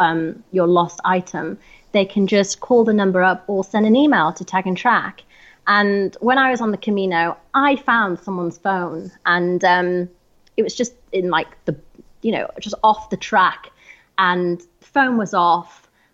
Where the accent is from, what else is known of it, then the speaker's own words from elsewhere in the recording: Harrogate, Yorkshire and the Humber, United Kingdom; It's a town called Harrogate in North Yorkshire.